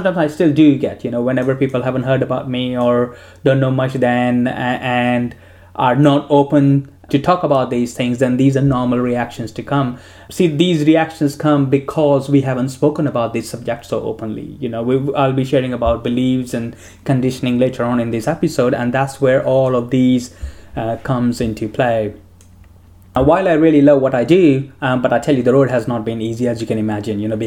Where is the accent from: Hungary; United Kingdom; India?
India; moved away; I grew up in India